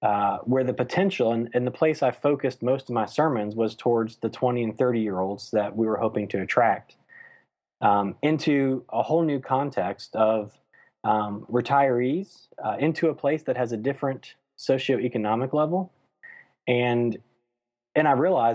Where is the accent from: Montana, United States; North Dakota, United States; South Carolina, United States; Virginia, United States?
Virginia, United States; now in Ormond Beach, United States; I'm originally from Virginia